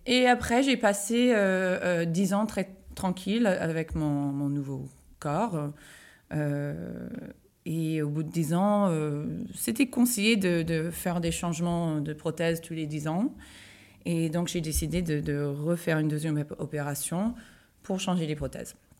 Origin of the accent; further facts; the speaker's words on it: United States; moved away; moi je suis américaine, je vivais aux États-Unis.